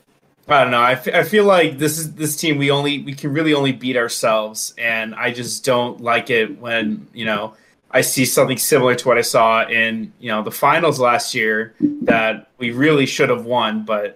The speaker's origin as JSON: {"language": "English", "country": "Mexico", "said": "Cities, and I'm from Mexico."}